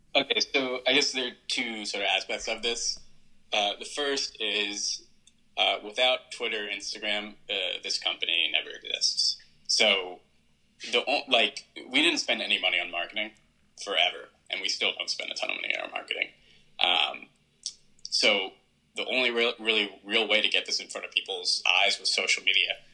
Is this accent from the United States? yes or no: yes; United States; as Americans